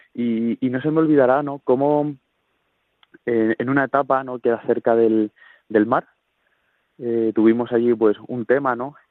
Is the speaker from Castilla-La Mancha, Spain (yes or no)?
yes; Talavera de la Reina, Castilla-La Mancha, Spain; soy de Talavera de la Reina, de nuestra diócesis de Toledo